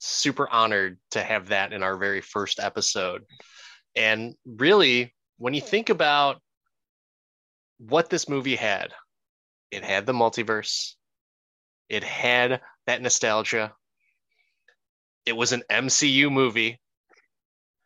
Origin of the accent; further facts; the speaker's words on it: Philippines; I am Filipino